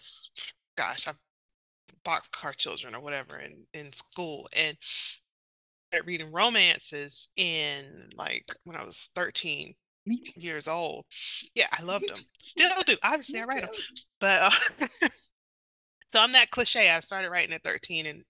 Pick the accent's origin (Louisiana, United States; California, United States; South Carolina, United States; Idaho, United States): South Carolina, United States; a country girl from, you know, South Carolina